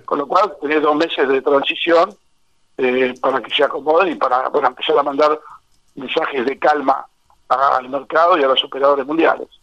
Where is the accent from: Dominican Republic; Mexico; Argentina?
Argentina; en Argentina estamos